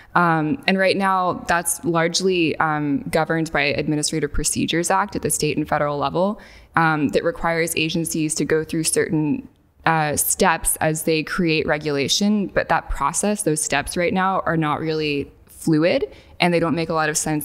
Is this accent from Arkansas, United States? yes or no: yes; northwest Arkansas, United States; I grew up in a very bucolic part of Arkansas, um, in the northwest part of the state